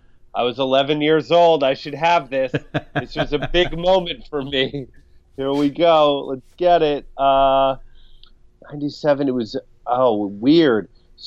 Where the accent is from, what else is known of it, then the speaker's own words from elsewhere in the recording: Bainbridge Island, Washington, United States; also born or lived in Seattle, Washington; now in Los Angeles, United States; I grew up in both Bainbridge Island, Washington, a little island a ferry ride away from Seattle